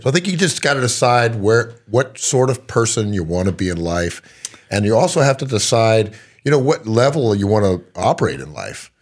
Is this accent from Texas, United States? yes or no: yes; Texas, United States; I'm from Texas